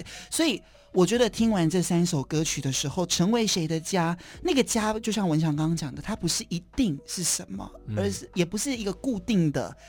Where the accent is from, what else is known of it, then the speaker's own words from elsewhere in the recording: Kaohsiung, Taiwan; 高雄人。